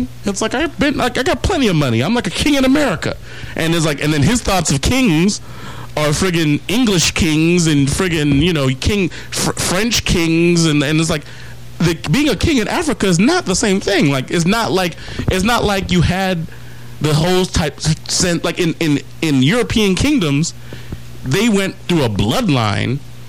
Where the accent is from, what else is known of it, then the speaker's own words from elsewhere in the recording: Jamaica; Nah, I'm Jamaican.